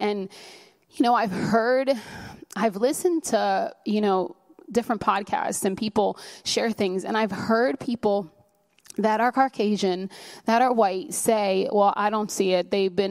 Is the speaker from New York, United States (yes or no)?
yes; New York City, New York, United States; You know, I mean, we're from New York City. I've been to Fifth Avenue. We go to the fancy places and people look at us like, oh, can you honestly afford to be here?